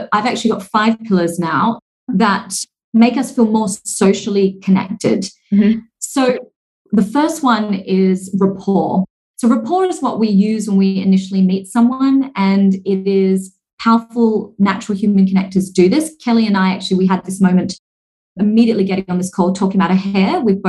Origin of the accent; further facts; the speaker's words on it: Singapore; born there; And I hold a passport from Australia, even though my parents are Singaporean and I was born in Singapore and I now live here.